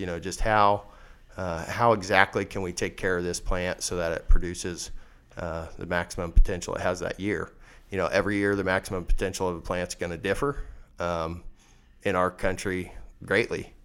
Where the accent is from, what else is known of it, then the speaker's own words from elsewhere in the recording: Leoti, west central Kansas, United States; I was born and raised in Leota, uh, a little town out in west central Kansas